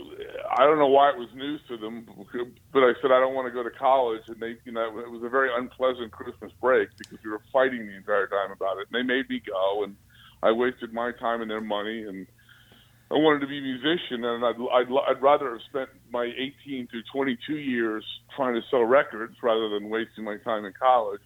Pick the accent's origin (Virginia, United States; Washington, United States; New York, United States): Virginia, United States; Alexandria; I was born in Alexandria, Virginia. So, you know, I grew up watching UVA basketball